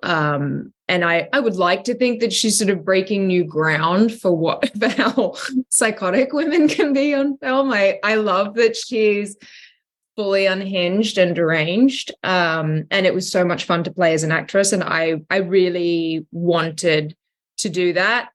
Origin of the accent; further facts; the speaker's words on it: Australia; accent: Australian; I've never actually worked in my natural accent. I've never been Australian for a character.